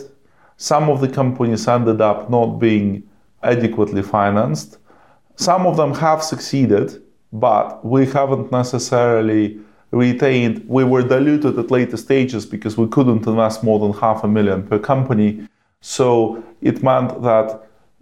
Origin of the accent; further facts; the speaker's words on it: Siberia, Russia; moved away as an adult; also born or lived in Maryland, United States; now in Cambridge, United Kingdom; I grew up in Siberia in a family of scientists